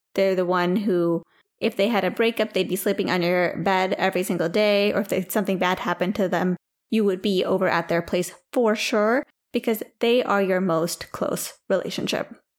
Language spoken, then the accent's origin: English; India; now in United States; As an Indian person